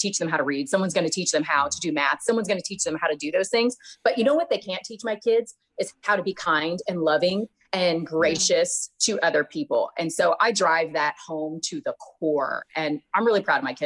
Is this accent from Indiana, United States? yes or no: no; Georgia, United States; I am from the South. I'm from Georgia originally.